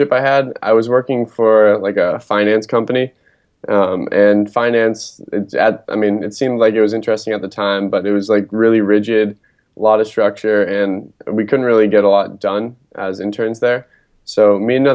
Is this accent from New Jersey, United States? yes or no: no; Acton, Massachusetts, United States; I'm from just outside Boston in a town called Acton, Massachusetts